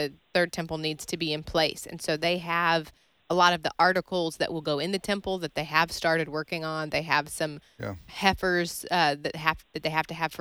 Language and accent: English; Kentucky, United States; my home state of Kentucky